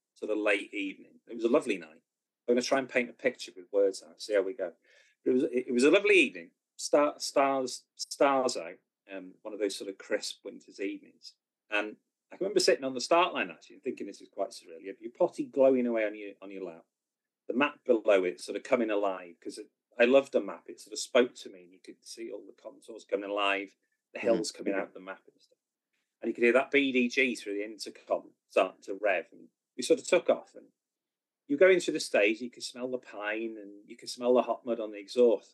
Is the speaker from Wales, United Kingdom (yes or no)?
yes; Wales, United Kingdom; being a Welshman.